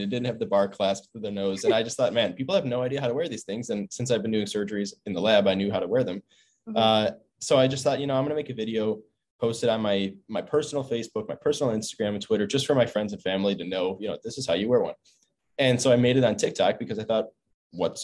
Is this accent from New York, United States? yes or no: yes; Buffalo, New York, United States; now in Stanford, United States; I'm from Buffalo, New York, East Coast.